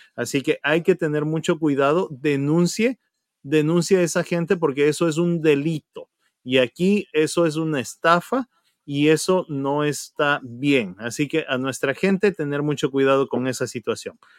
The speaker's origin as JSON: {"language": "Spanish", "country": "Ecuador", "moved": "yes", "lives_now": "United States", "said": "mostrarnos como comunidad ecuatoriana"}